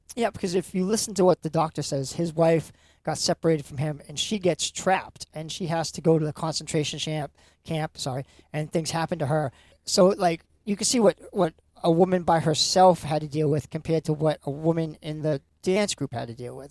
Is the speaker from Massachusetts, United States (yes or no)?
yes; Lynn, Massachusetts, United States; I grew up in Lynn, Salem area